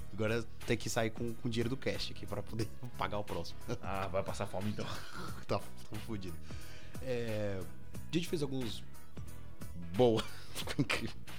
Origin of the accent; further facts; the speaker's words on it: São Paulo, Brazil; moved away; Espero voltar muito mais vezes em São Paulo. E assim, é minha terra